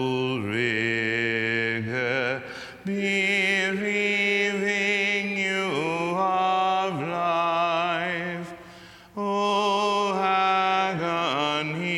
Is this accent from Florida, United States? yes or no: no; Mexico, Missouri, United States; I was raised in Mexico, Missouri, tiny little town in Missouri